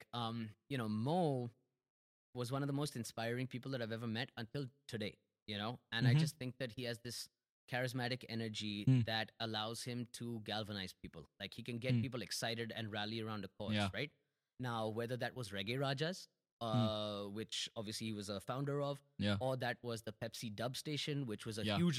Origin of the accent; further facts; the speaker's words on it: Delhi, India; No, we were living in Delhi. I'm from Delhi.